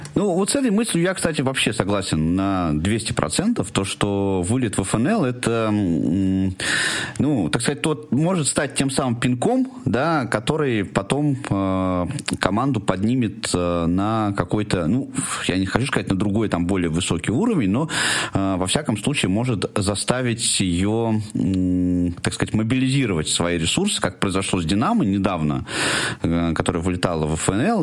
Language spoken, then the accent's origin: Russian; Tula, Tula Oblast, Russia; моего любимого города, откуда я родом